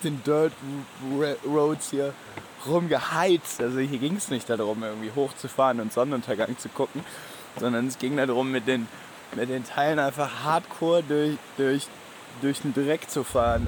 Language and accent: German; Germany; bei uns in Deutschland